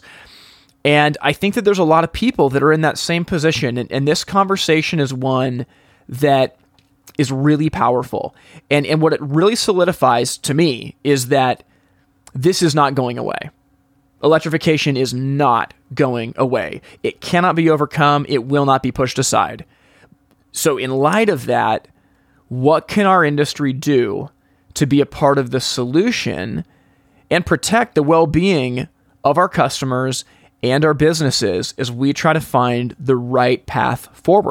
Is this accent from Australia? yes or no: no; West Coast of the United States, United States; I'm from the West Coast of the United States.